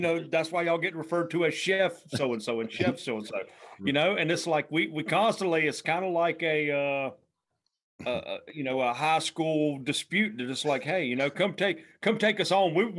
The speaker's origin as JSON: {"language": "English", "region": "the South", "country": "United States", "accent": "Southern drawl", "said": "the Southern drawl just kills me."}